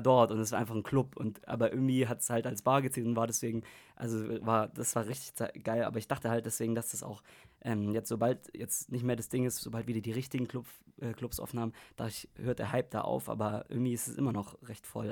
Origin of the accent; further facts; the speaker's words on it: Germany; als Deutscher